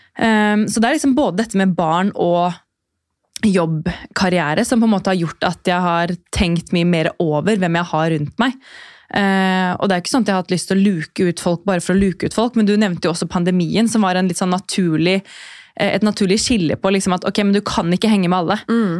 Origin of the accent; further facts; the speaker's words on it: Drammen, Buskerud, Norway; moved away as an adult; now in Oslo, Norway; Jeg er fra Drammen eh, og har bodd i Oslo snart i ti år.